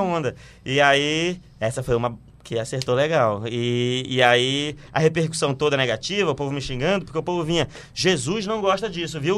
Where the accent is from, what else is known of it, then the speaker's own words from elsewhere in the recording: Belém, Pará, Brazil; moved away as an adult; also born or lived in Rio de Janeiro; sou de Belém